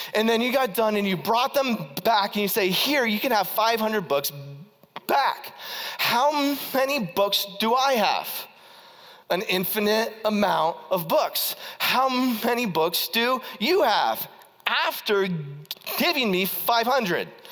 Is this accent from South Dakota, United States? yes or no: no; Ohio, United States; I was from Ohio